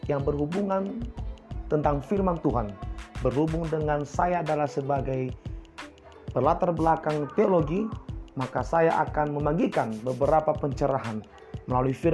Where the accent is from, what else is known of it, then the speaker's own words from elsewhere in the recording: Nias, North Sumatra, Indonesia; saya asli Nias.